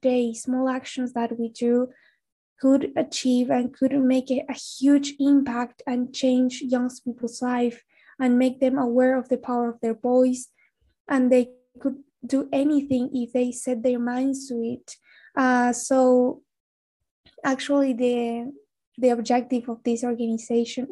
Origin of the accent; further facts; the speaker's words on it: Salta, Argentina; moved away as an adult; also born or lived in Buenos Aires; because I moved to Buenos Aires to study because I'm actually from Salta.